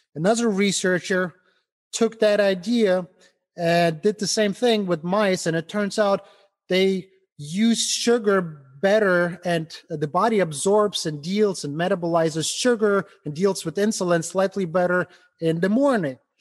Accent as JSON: {"language": "English", "country": "Ukraine", "also_born_or_lived": "Germany", "second_language": "English", "moved": "as an adult", "lives_now": "Cleveland, United States", "said": "I immigrated from Ukraine over to, to the United States. Didn't speak English"}